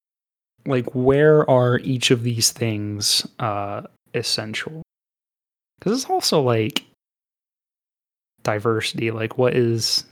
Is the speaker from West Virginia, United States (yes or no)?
no; Daytona Beach, Florida, United States; we're from Daytona. I know for a fact Daytona's almost 50-50 white and black.